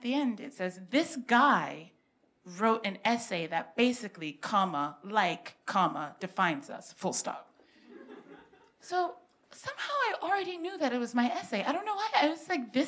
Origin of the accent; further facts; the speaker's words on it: United States; accent: vaguely American; also born or lived in London; because I went to school there